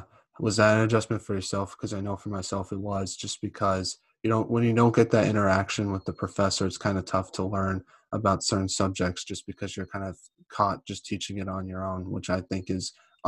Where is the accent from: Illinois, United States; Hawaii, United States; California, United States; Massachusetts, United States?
Massachusetts, United States; So I'm not from Minnesota. I'm from Massachusetts.